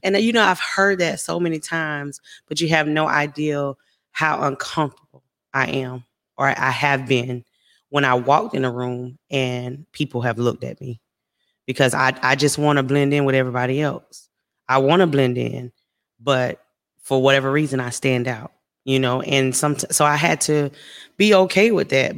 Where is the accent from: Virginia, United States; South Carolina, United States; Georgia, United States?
South Carolina, United States; moved away as an adult; now in Texas, United States; I'm from South Carolina, but I'm living in Texas, so I'm away from home.